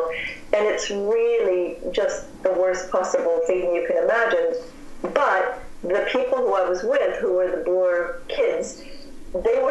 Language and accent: English; Cedar Rapids, Iowa, United States; I'm from Cedar Rapids, Iowa, and I grew up in a town that was surrounded by cornfields